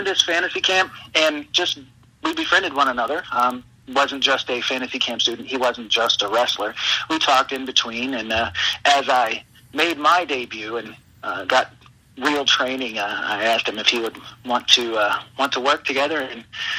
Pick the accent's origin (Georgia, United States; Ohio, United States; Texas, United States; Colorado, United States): Ohio, United States; Cincinnati; born or raised there